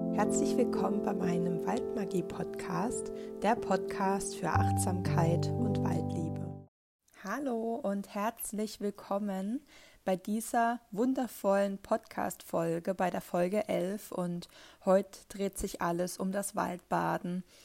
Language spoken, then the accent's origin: German; near the Northern Black Forest, Baden-Württemberg, Germany; ich komme ja hier aus der Nähe vom Nordschwarzwald